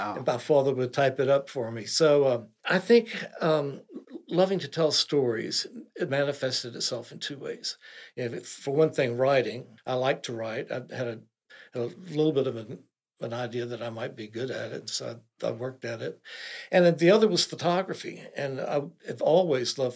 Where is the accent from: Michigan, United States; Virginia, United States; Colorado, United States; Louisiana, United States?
Virginia, United States; Eastern Shore; I grew up on the Eastern Shore, pretty sheltered existence, didn't travel a whole lot